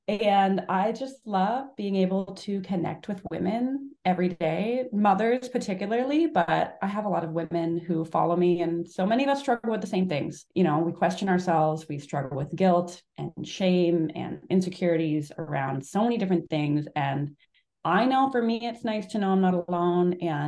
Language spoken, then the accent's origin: English; Canada; So I grew up, I'm from Canada